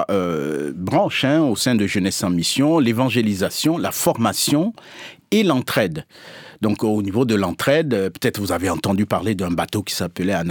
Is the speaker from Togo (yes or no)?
yes; Togo; moi, je suis originaire du sud de la France, le vrai sud, c'est-à-dire le Togo.